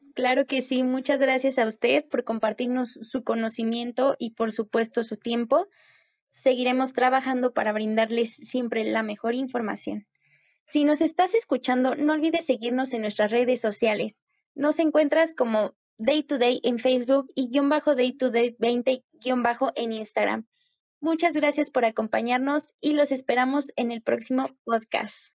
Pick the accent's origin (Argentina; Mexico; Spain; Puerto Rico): Mexico; como mexicanos